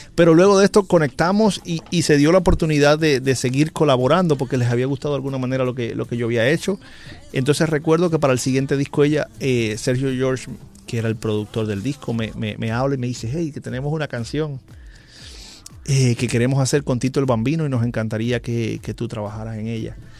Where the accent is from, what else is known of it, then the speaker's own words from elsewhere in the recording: Holguín, Cuba; mi ciudad natal, en Holguín, Cuba